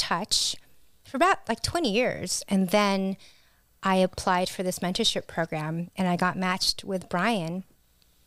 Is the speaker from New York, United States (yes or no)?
no; Washington, United States; also born or lived in Philippines; I grew up in Washington State